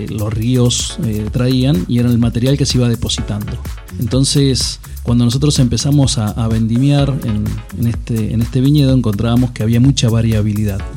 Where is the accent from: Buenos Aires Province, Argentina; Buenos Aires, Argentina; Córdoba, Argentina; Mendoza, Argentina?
Mendoza, Argentina; Rivadavia; born there; Bueno, yo soy nacido en Rivadavia, una de las zonas por excelencia productoras de bonarda.